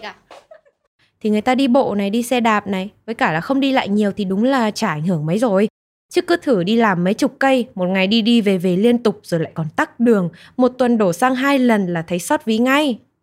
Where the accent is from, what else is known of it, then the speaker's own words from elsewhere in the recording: Nghệ An, Vietnam; now in Hanoi, Vietnam; quê mình là ở Nghệ